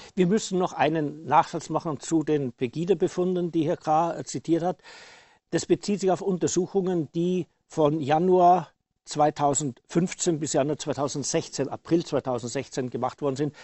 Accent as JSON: {"language": "German", "town": "Passau", "region": "Bavaria", "country": "Germany", "tie": "born or raised there", "also_born_or_lived": "Saxony", "moved": "yes", "said": "ich als gebürtige Bayer"}